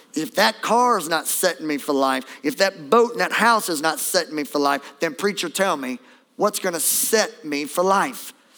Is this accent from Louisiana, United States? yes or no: yes; Beauregard Parish, Louisiana, United States; I'm from Beauregard Parish